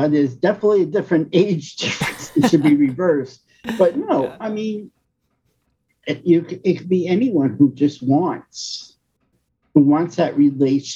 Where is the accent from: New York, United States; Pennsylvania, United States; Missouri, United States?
New York, United States; moved away; I'm from New York